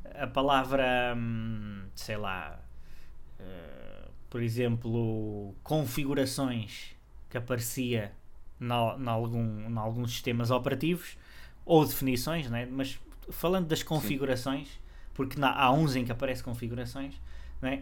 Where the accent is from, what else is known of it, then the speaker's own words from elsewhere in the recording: Portugal; nós portugueses de Portugal